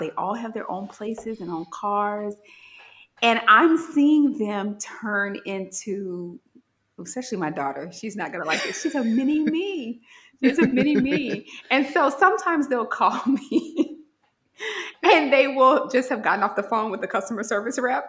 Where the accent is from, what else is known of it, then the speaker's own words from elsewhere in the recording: Gary, Indiana, United States; moved away as an adult; Certainly I could have went back home to Gary